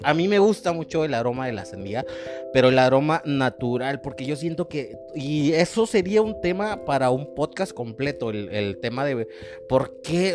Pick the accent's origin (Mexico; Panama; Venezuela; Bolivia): Mexico; yo como mexicano